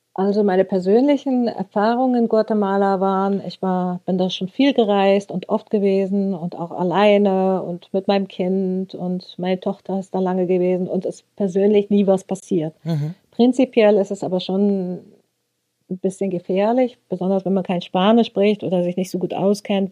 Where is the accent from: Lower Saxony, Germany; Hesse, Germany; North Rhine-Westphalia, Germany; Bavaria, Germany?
Lower Saxony, Germany; Rössing; Ich komme aus Rössing, so heißt unser Dorf.